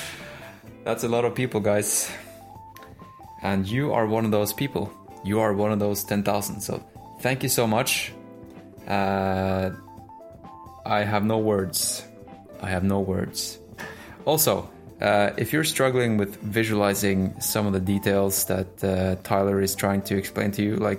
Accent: Norway; English is a second language; I'm Norwegian

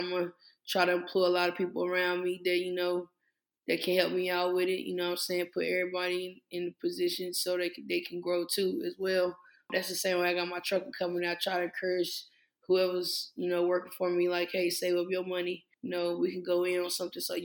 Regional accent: Henderson, North Carolina, United States; I'm from Henderson

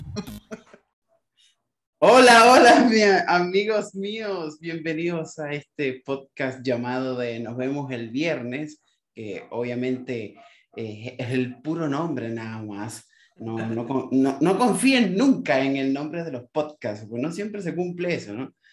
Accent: Puerto La Cruz, Anzoátegui, Venezuela; moved away

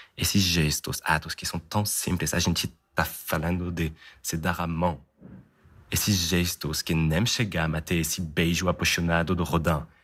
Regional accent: Paris, Île-de-France, France; moved away; como francês nascido né, em Paris

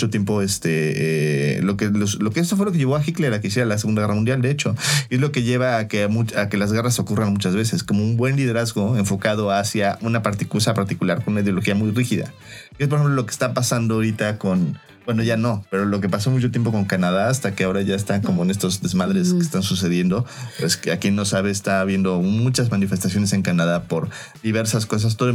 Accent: Mexico; como mexicanos que queremos

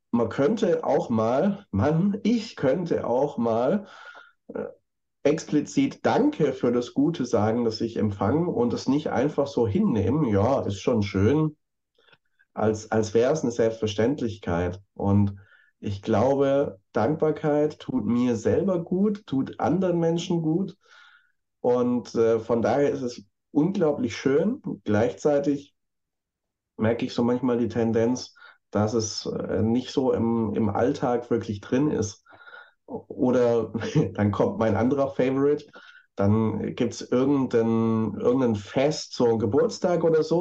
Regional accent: Stuttgart, Baden-Württemberg, Germany; accent: Swabian; ich bin gebürtig Schwabe und so in Stuttgart geboren und dann auch schwäbisch aufgewachsen

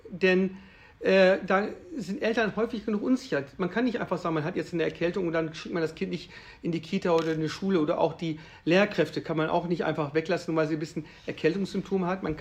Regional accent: Würzburg, Bavaria, Germany; Also ich komme ja aus der Stadt Würzburg und äh, ich bin ja auch Familienvater.

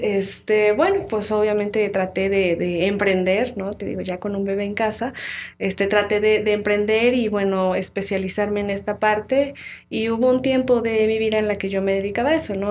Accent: Tlaxcala, Mexico; also born or lived in Huamantla; yo soy originaria de, Tlaxcala, nací en Tlaxcala, sin embargo, este, mi familia es de Huamantla

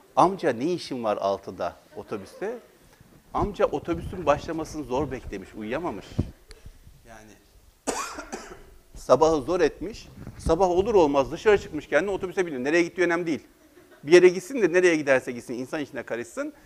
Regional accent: Black Sea Region, Turkey; Biz Karadeniz'de o kadar kolay uyamayız kimseye.

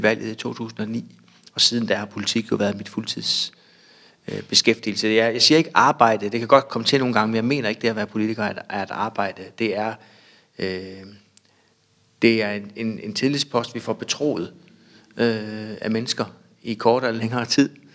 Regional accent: Bjerringbro, Central Denmark Region, Denmark; Jeg er opvokset lidt uden for Bjørnbro på en, øh, en gård

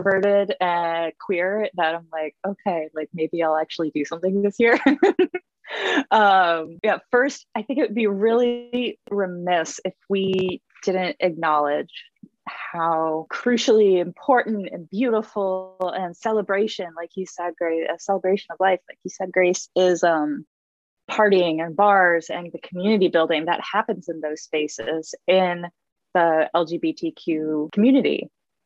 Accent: Midwest, United States; now in Portland, United States; I grew up in the Midwest

